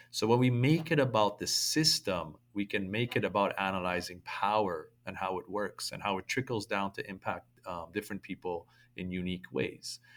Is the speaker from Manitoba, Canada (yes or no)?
no; Toronto, Ontario, Canada; me growing up in toronto